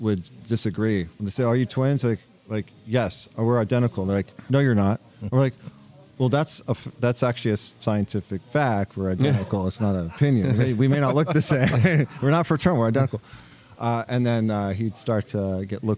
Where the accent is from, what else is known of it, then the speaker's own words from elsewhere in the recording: Los Angeles, California, United States; moved away as an adult; now in RiverTown, United States; we grew up in California, Los Angeles